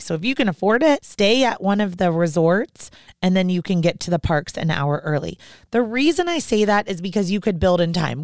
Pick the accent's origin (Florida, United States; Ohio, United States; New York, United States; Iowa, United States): Florida, United States; Orlando; moved away; growing up in Orlando